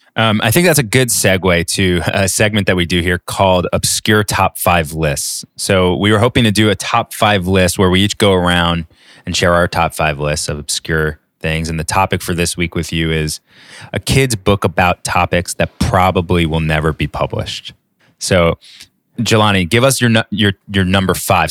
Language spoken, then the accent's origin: English; New York, United States; being a New Yorker